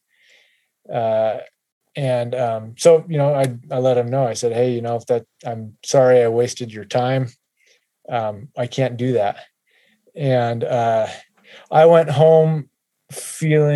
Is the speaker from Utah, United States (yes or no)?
yes; Utah, United States; moved away as an adult; also born or lived in Kentucky; both my wife and I grew up in Utah